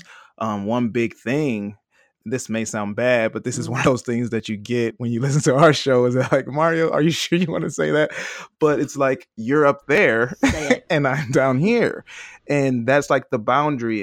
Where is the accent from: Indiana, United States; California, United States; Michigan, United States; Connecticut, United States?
Michigan, United States; Detroit; I'm from Detroit, Michigan.